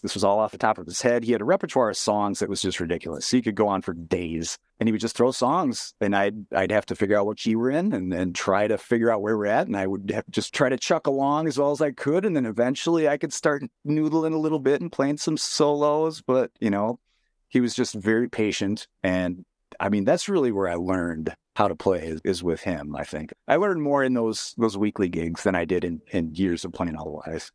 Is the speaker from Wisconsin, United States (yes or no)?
yes; Rhinelander, Wisconsin, United States; Growing up in Rhinelander